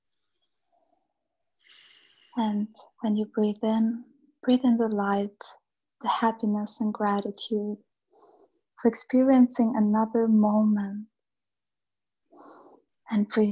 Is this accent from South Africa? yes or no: no; Austria; also born or lived in Bosnia; I grew up in Austria